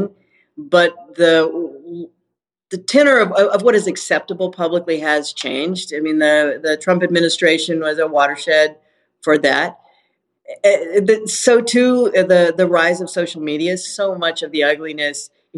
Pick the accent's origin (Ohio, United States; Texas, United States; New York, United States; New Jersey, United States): Texas, United States; Houston; my hometown, for my city